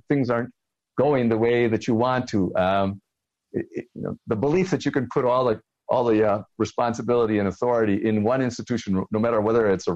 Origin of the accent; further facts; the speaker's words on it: near Chicago, Illinois, United States; growing up near Chicago